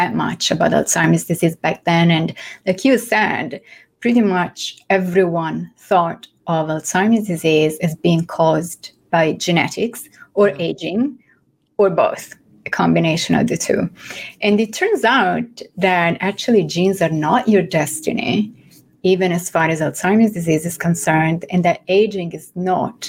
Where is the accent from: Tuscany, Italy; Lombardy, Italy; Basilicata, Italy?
Tuscany, Italy; Florence; accent: mix of Italian, French and English; English is a second language; moved away as an adult; now in New York City, United States; I am from Florence in Italy. So my accent is a mix of Italian, French, which is my second language, and, well, I guess English at this point.